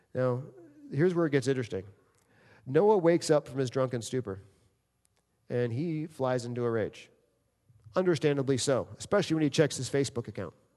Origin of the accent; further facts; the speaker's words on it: New York City, New York, United States; moved away; also born or lived in Michigan; I grew up in New York City